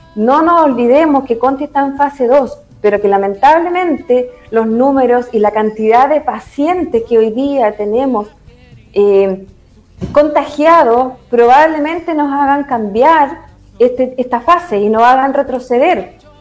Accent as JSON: {"language": "Spanish", "town": "Constitución", "region": "Maule", "country": "Chile", "said": "soy de Constitución"}